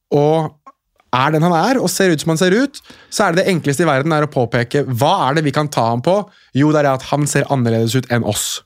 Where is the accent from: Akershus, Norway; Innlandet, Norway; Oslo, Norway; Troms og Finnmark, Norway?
Oslo, Norway; jeg er født og oppvokst i Oslo sentrum